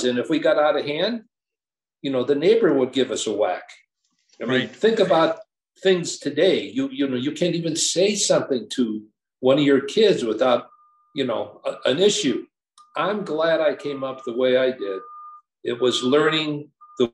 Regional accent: Chicago Heights, Illinois, United States; moved away as an adult; I'm still a kid from Hungary Hill in Chicago Heights, Illinois

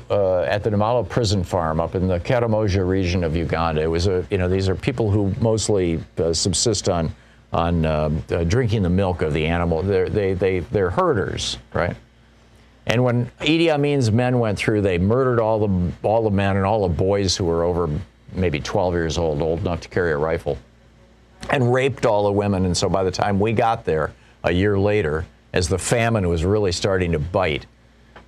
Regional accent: United States; I'm an American.

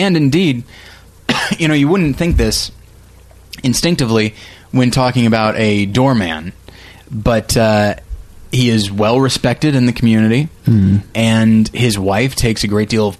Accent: Taft, California, United States; I'm from Taft, again? California.

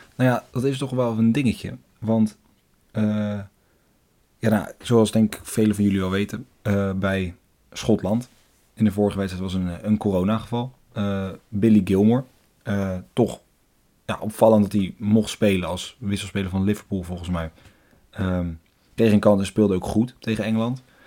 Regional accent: Netherlands; als Nederlanders

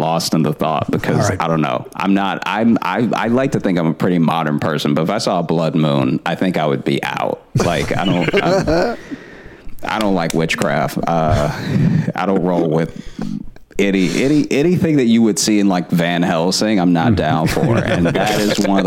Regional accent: Alexandria, Louisiana, United States; moved away as an adult; also born or lived in Shreveport, Louisiana / Chicago, Illinois; now in New York, United States; I'm from Alexandria.

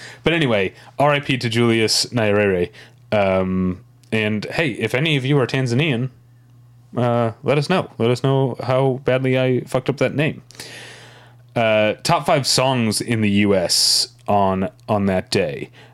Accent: St. Louis, Missouri, United States; I'm from Saint Louis

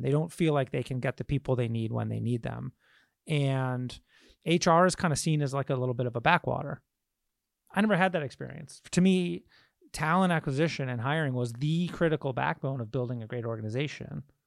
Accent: Michigan, United States; I grew up in Michigan

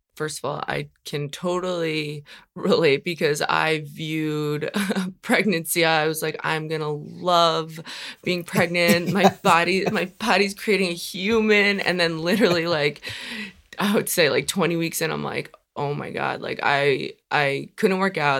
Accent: New York, United States; also born or lived in Long Island / Brooklyn; I'm from New York

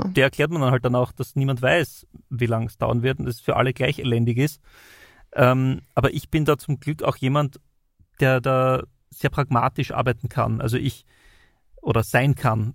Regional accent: Styria, Austria; bei uns in der Steiermark

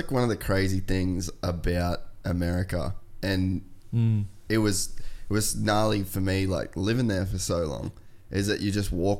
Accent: Cairns, Queensland, Australia; moved away as an adult; also born or lived in United States; we grew up in Cairns with nothing around.

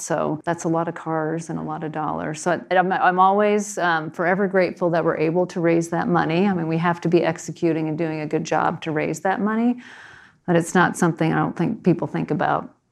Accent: New Jersey, United States; moved away; I was growing up in New Jersey

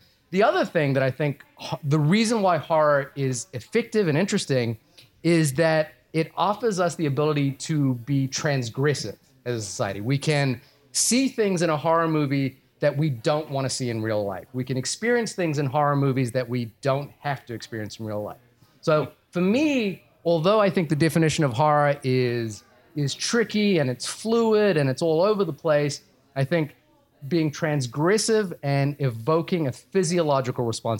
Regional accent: Fiji; born there; So a little backstory: I was born in Fiji.

